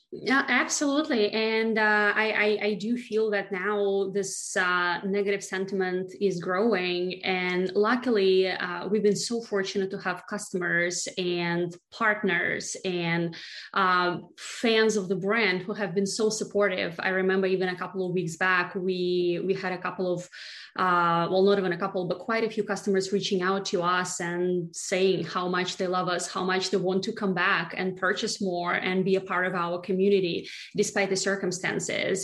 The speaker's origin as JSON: {"language": "English", "country": "Russia", "moved": "as an adult", "lives_now": "United States"}